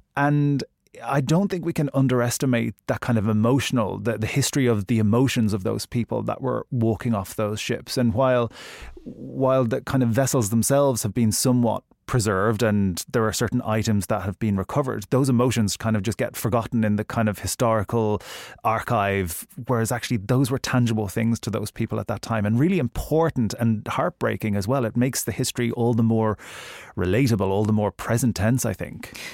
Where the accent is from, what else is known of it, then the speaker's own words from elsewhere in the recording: Ireland; I'm Irish